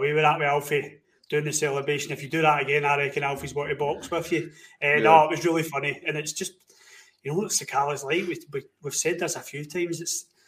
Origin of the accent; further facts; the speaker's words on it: Scotland, United Kingdom; We're Scottish, we're British.